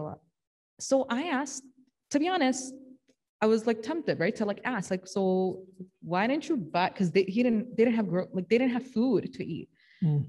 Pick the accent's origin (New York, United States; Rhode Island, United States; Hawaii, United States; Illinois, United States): Illinois, United States; Chicago; also born or lived in Morton Grove; I grew up in Chicago and then we moved to Morton Grove.